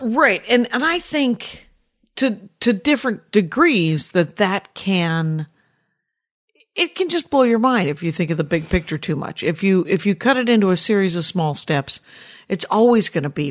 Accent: Wisconsin, United States; I'm from Wisconsin

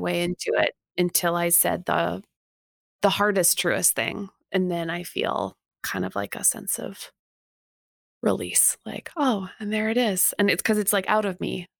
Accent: Canada; I'm Canadian

